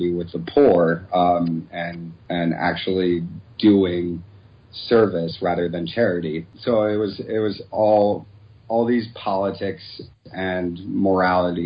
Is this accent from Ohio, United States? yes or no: yes; Southern Ohio, United States; I grew up in Southern Ohio in a very conservative area and a very conservative school